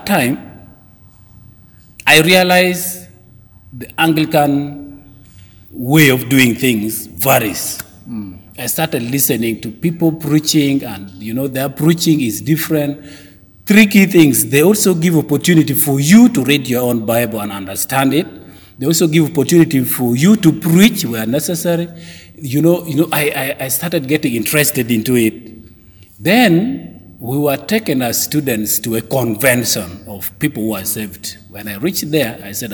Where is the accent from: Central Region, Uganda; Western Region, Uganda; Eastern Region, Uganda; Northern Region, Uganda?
Northern Region, Uganda; Gulu; I come from Gulu. Gulu is the northern city for northern Uganda